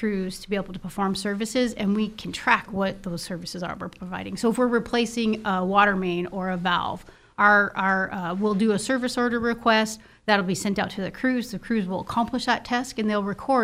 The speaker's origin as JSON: {"language": "English", "town": "Libby", "region": "Montana", "country": "United States", "tie": "born or raised there", "also_born_or_lived": "Seattle, Washington", "lives_now": "Kalispell, United States", "said": "I was raised in Libby, Montana"}